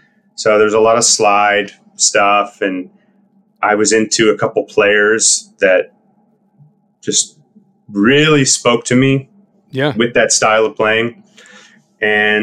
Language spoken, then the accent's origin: English; Winnipeg, Manitoba, Canada; we all grew up playing music with a bunch of other people also in Winnipeg